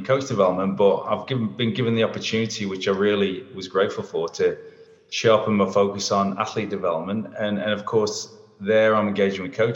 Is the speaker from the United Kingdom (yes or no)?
yes; England, United Kingdom; also born or lived in Darwin, Australia; now in Melbourne, Australia; I'm English